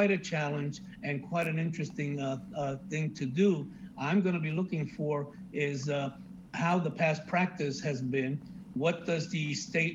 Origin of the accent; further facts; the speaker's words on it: New York City, New York, United States; now in Miami, United States; I grew up riding subways in New York City to work and to school.